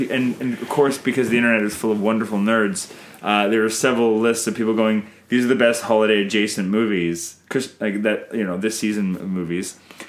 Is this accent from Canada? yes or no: yes; Canada